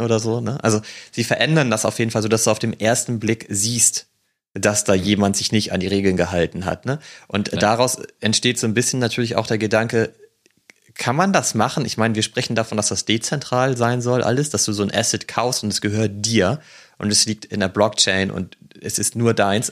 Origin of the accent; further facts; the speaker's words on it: the North, Northern Germany, Germany; bei uns im Norden